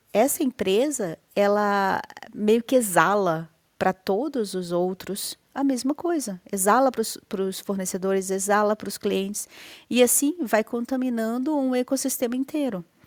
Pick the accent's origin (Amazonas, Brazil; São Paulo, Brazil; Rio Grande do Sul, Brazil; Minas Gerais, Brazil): Amazonas, Brazil; Manaus; now in Curitiba, Brazil; nasci em Manaus, mas estou em Curitiba